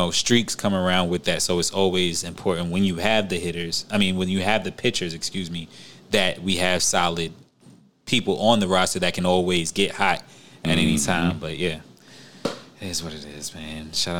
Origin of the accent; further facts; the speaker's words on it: New York City, New York, United States; I'm from Queens, where the Mets play